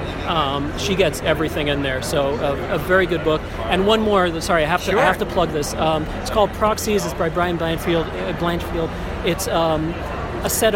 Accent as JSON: {"language": "English", "country": "Qatar", "tie": "born or raised there", "said": "I grew up in Qatar in the Middle East."}